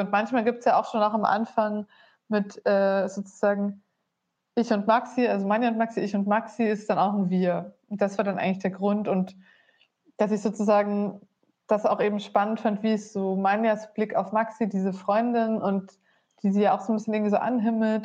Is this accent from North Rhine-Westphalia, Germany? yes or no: no; Bavaria, Germany; moved away as an adult; also born or lived in Berlin; davor 20 Jahre in Bayern auf dem Dorf.